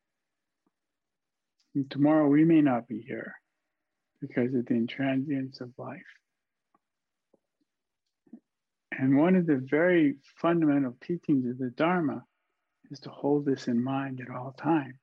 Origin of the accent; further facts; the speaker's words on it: Canadian Prairies, Canada; as a boy when I was growing up on the Canadian prairie